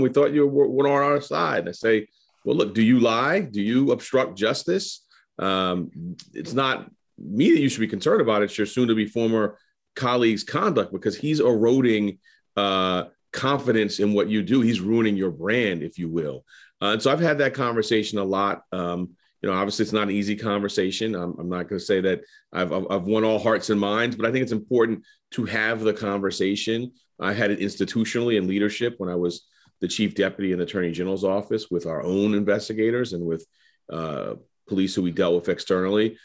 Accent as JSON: {"language": "English", "town": "New York City", "region": "New York", "country": "United States", "tie": "born or raised there", "said": "I was growing up in Harlem"}